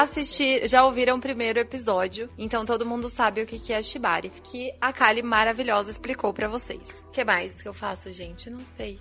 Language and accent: Portuguese; São Paulo, Brazil; eu sou de São Paulo